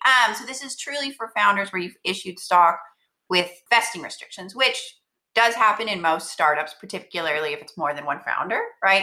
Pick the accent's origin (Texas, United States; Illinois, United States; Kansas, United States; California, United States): Texas, United States; moved away as an adult; now in Bay Area, United States; I'm from Texas, at a firm in Texas, in Austin